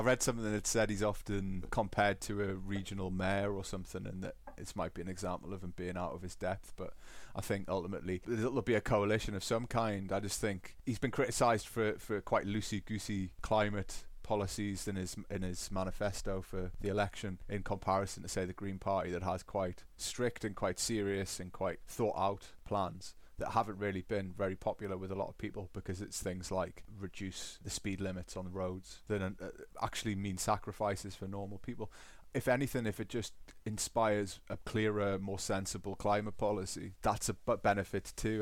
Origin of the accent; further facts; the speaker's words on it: Newcastle upon Tyne, North East England, United Kingdom; accent: Geordie; now in Bavaria, Germany; I still have residual residual Geordie